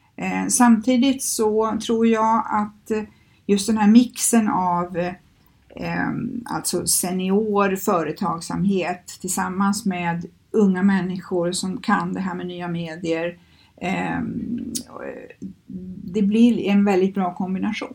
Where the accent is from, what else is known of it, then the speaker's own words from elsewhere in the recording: Skövde, Västra Götaland, Sweden; moved away as an adult; now in Stockholm, Sweden; i Skövde där jag kommer ifrån